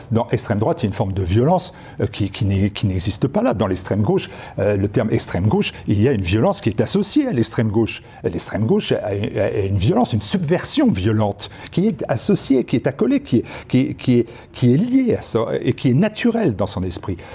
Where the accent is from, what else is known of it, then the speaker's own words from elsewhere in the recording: France; Moi, je suis français. Et donc, j'ai toujours eu mes références en France.